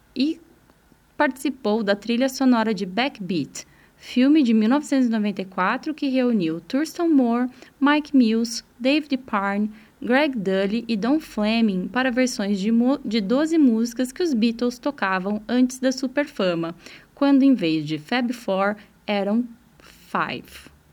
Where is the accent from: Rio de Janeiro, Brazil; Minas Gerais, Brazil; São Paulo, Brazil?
São Paulo, Brazil; interior of; Anos 90, adolescente vivendo no interior de São Paulo